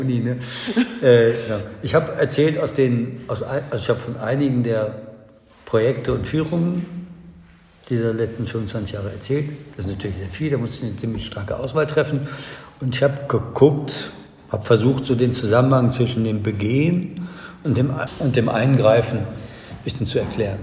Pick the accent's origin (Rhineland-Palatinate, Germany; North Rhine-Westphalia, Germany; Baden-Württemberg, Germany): North Rhine-Westphalia, Germany; Cologne; in meiner Heimatstadt Köln